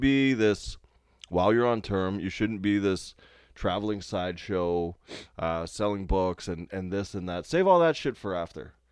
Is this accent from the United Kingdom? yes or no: no; Canada; I'm a forty-year-old man and I'm Canadian